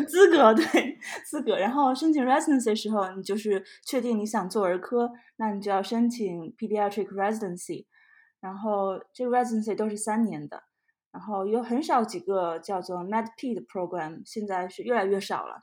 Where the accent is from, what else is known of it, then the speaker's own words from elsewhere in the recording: Shandong, China; moved away as an adult; also born or lived in Shanghai; now in Georgia, United States; 我是在山东出生，然后在上海，上海交大读的医学院